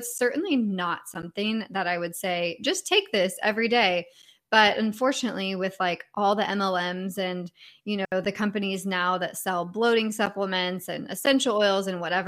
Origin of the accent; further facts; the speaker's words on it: California, United States; I'm originally from California, so I'm just used to the sun all year long, which I know is not normal.